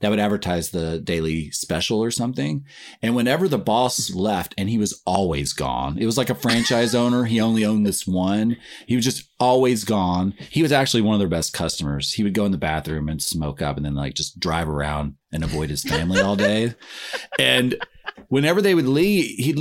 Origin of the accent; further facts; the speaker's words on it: Nashville, Tennessee, United States; moved away; Nashville, Tennessee is where I grew up